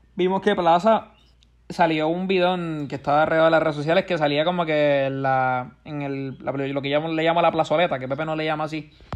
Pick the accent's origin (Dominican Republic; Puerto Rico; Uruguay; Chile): Puerto Rico; Puerto Rico siempre, si te das cuenta, siempre hemos sabido protestar bien